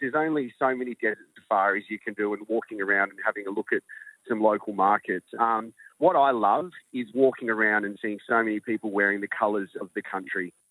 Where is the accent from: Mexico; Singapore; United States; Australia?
Australia; I'm Australian